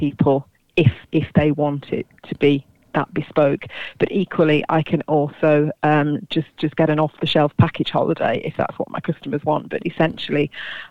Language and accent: English; Kendal, North West England, United Kingdom; also born or lived in Leicestershire; now in Brampton, United Kingdom; I was born in Cumbria, in Kendal